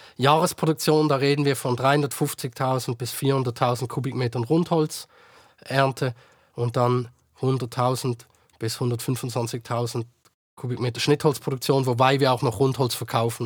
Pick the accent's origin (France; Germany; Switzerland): Switzerland; bei uns in der Schweiz